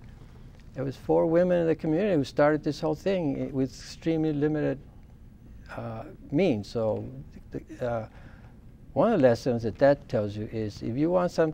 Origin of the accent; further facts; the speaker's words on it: El Paso, Texas, United States; I grew up in La Roca.